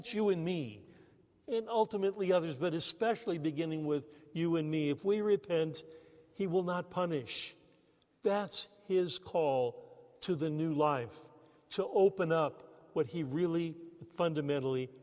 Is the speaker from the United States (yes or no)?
yes; United States; moved away as an adult; also born or lived in Canada; us Americans